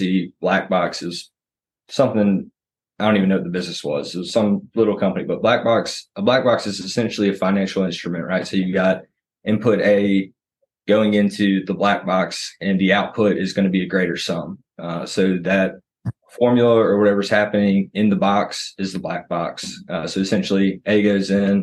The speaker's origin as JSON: {"language": "English", "town": "Vestavia Hills", "region": "Alabama", "country": "United States", "tie": "born or raised there", "said": "I'm originally from Vestavia Hills and 15 or so of our employees went to high school"}